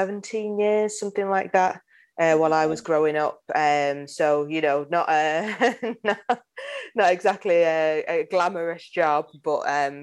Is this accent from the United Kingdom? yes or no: yes; Manchester, North West England, United Kingdom; I grew up in North Manchester in a place called Cheetham Hill, which is probably, I think it's something like sort of 7 miles out of the city centre.